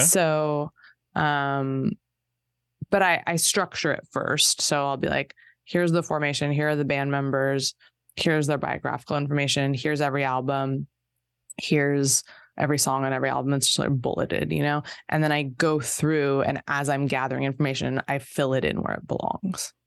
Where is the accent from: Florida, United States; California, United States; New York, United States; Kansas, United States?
California, United States; Torrance; I'm from Torrance